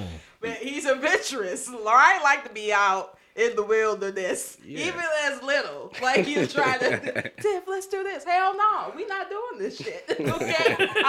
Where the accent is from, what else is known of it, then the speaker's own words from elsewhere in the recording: Beach Park, Illinois, United States; we grew up in Beach Park.